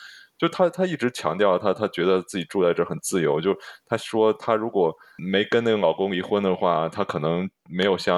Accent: China; moved away; 这个就我中国人的思维

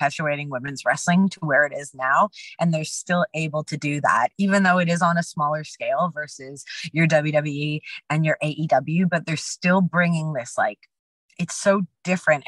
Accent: Canada; we're both Canadian.

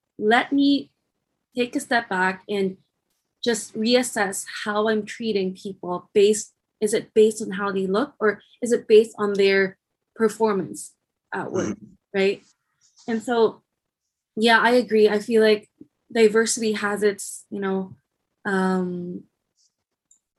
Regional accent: Philippines; moved away; I'm from the Philippines

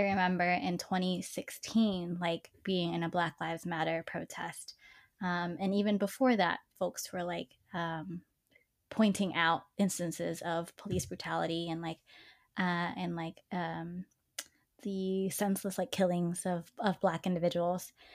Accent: Dallas, Texas, United States; I grew up in East Dallas

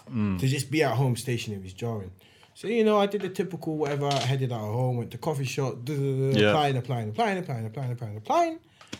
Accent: United Kingdom; I speak Arabic. I'm black. I'm British.

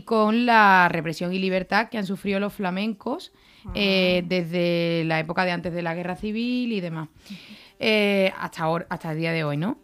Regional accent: the same land as Paco de Lucía, Andalusia, Spain; que es de mi tierra también

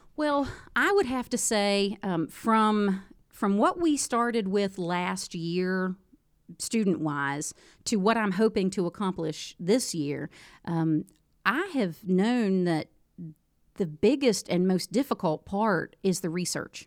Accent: Moorefield, West Virginia, United States; also born or lived in Harrisonburg, Virginia / Petersburg, West Virginia; I'm from Moorfield originally

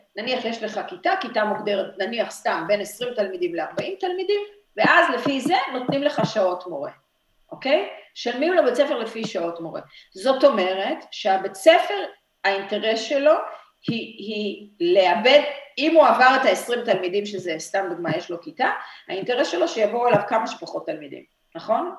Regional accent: Petah Tikva, Central District, Israel; אני נולדתי בפתח תקווה

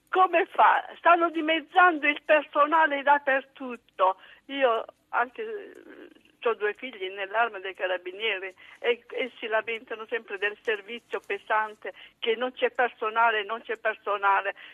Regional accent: Baghdad, Baghdad Governorate, Iraq; born there; moved away as an adult; sono nata a Baghdad.

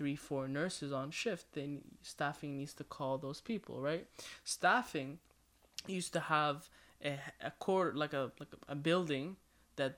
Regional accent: Ottawa, Ontario, Canada; I'm from Ottawa, Ontario.

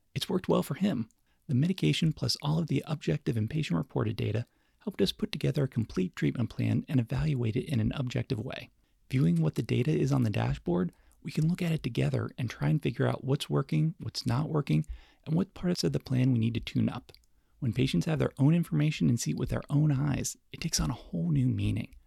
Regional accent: Davidson, North Carolina area, United States; moved away as an adult; also born or lived in New York City; the classical station in my hometown

